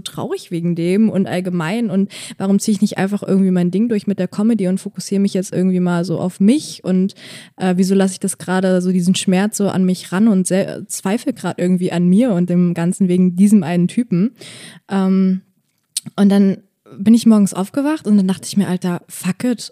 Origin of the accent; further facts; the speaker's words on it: Bonn, North Rhine-Westphalia, Germany; moved away as an adult; now in Berlin, Germany; ich komme aus Bonn und habe da halt jetzt auch lange in einer WG gewohnt